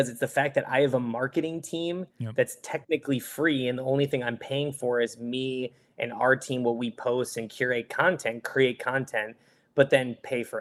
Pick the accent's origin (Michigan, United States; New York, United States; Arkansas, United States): Michigan, United States; moved away; I'm from Michigan originally